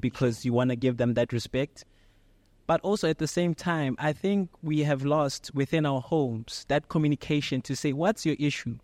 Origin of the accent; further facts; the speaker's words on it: Pretoria, Gauteng, South Africa; Pretoria, born and raised